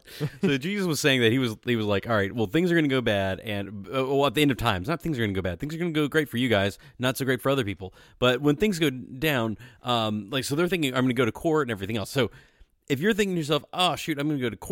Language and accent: English; Southwest Virginia, United States; we're both from Southwest Virginia